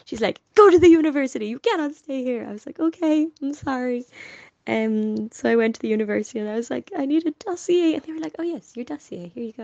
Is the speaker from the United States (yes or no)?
no; Dublin, Leinster, Ireland; I've always been a little bit in my own bubble with my family in my particular suburb of North Dublin